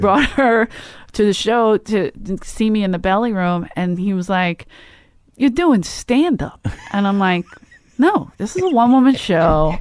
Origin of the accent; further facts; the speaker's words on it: Philadelphia, Pennsylvania, United States; moved away; I'm from Philly